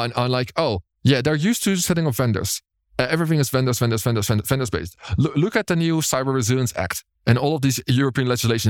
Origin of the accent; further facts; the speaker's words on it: Berlin, Germany; it's in my hometown